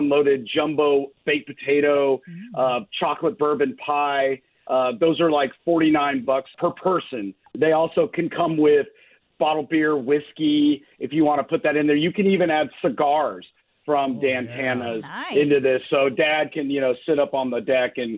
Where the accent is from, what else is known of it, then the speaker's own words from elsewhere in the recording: Marietta, Georgia, United States; I grew up in Marietta